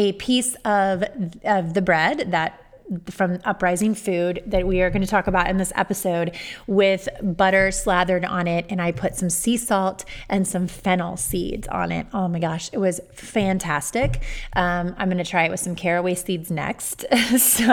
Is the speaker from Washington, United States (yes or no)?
no; Amelia, Ohio, United States; I grew up in Amelia